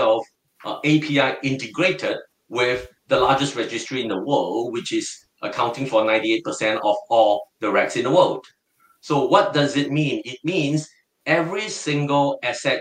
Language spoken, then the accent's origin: English; Singapore; I am totally a Singaporean and I'm proud to be one